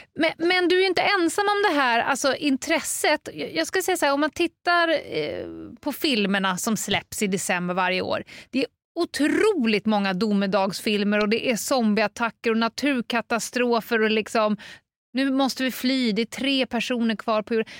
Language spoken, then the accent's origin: Swedish; Stockholm, Stockholm County, Sweden; det kan man ju se här som stockholmare